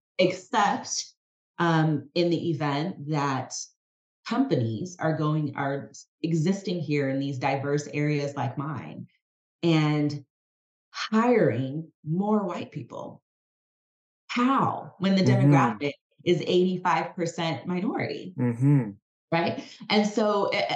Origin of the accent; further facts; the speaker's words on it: United States; also born or lived in California; as an American, born in America, as a Black woman